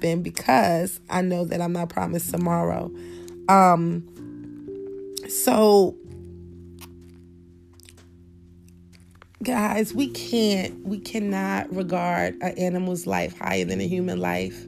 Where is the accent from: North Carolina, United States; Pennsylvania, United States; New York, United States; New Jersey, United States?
New York, United States; I was growing up in New York